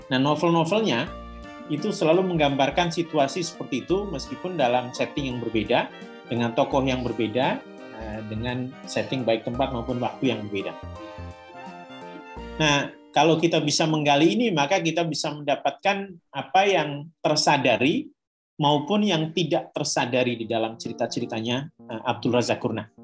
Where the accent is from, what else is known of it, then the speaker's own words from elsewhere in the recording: Cilacap, Central Java, Indonesia; now in Yogyakarta, Indonesia; Ya saya saya orang Cilacap, tapi sekarang saya tinggal di Jogja